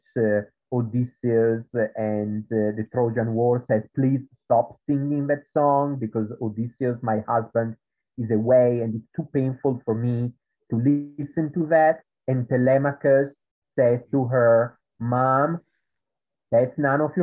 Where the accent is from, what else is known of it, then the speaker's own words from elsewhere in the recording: Italy; accent: Italian; English is a second language; moved away; in Italy, which is where I come from, as you can tell from my accent, there is a kind of high school which is called Liceo Classico